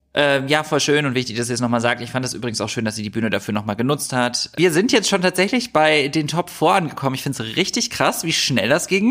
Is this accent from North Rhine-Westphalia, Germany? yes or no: yes; Düsseldorf, North Rhine-Westphalia, Germany; Düsseldorf ist meine Heimatstadt. Ich bin in Düsseldorf geboren und aufgewachsen